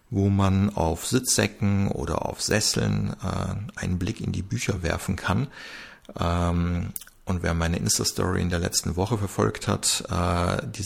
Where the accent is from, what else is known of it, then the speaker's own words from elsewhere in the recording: Germany; born there; dass man sich im Österreich-Urlaub zwar als gebürtiger Deutscher, der, äh, dass man sich da halt verständlich machen kann